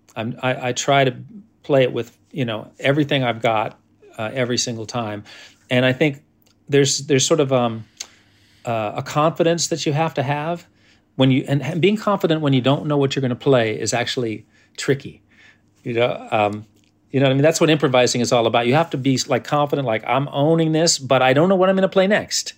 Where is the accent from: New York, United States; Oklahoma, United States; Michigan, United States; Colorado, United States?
New York, United States; as a New Yorker trying to play bluegrass